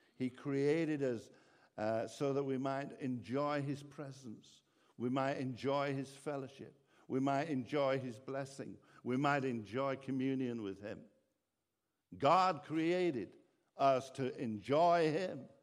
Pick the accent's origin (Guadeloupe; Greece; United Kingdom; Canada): United Kingdom; England; now in Ireland; I'm originally actually from England